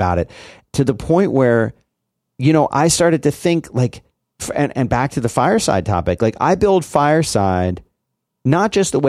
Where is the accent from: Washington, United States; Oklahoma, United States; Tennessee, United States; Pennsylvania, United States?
Pennsylvania, United States; Philadelphia; But the yeah, but there are people like where I grew up in Philly. A barbecue just meant hot dogs and burgers on a grill.